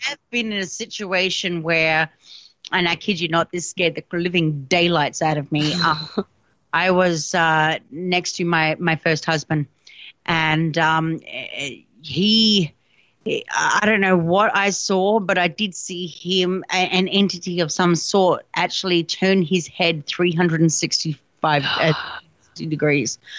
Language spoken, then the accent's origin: English; South Australia, Australia; in South Australia, in Australia, because obviously I'm Australian, that's my home state